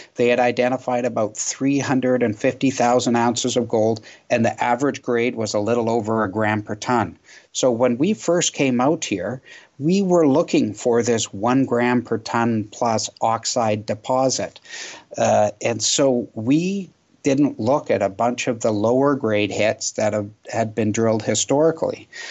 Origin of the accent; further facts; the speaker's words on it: Canada; as a Canadian